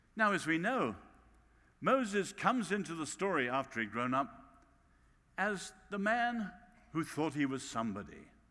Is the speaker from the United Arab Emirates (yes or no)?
no; England, United Kingdom; accent: English